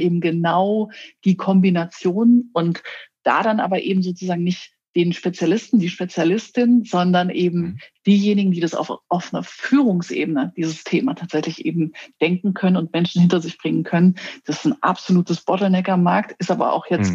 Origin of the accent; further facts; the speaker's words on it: Querfurt, Saxony-Anhalt, Germany; now in Berlin, Germany; in meine Heimatstadt nach Querfurt in Sachsen-Anhalt